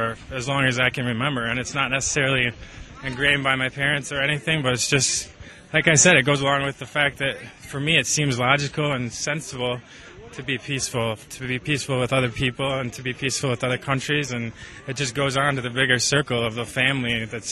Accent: La Crosse, Wisconsin, United States; I hail from La Crosse, Wisconsin, between the river and the bluff

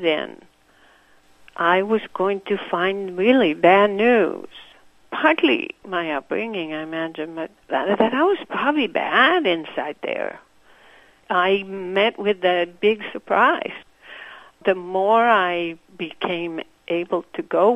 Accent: Santiago, Santiago Metropolitan Region, Chile; first language Spanish; English is a second language; moved away as an adult; now in Milwaukee, United States; I grew up in Santiago

